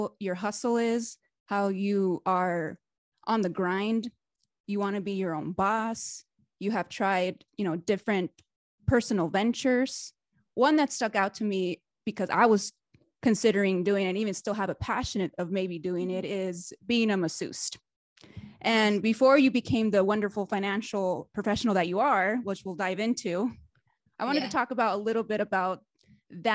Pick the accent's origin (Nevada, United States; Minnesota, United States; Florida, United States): Nevada, United States; Reno; moved away as an adult; now in Las Vegas, United States; when I lived in Reno, Nevada, my hometown Reno.